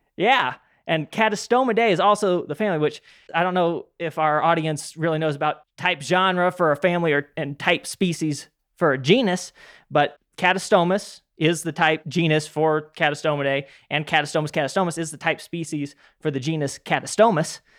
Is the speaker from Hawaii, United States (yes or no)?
no; Utah, United States; When I was growing up in Utah